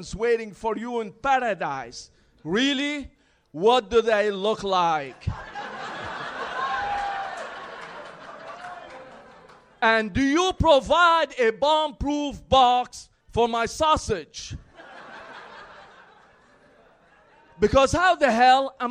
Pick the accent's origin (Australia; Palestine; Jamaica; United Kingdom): Palestine; Jerusalem; moved away; I'm actually Palestinian. I'm from Jerusalem.